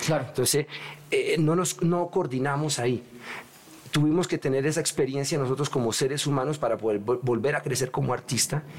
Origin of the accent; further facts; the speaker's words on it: Colombia; moved away; also born or lived in Europe / New York; me gusta estar en mi tierrita. Yo viví mucho tiempo afuera de Colombia